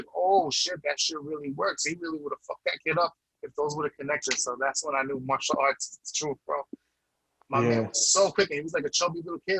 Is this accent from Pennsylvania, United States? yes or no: no; New York City, New York, United States; growing up in New York City